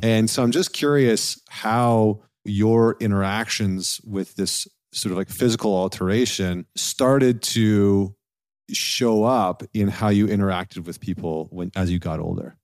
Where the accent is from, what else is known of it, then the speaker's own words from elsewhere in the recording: Canada; I'm a Canadian